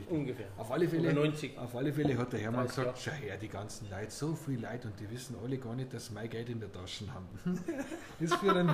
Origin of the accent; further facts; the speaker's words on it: Munich, Bavaria, Germany; Meine Heimat München ist für mich. Heimat durch und durch. Ich möchte nie woanders leben.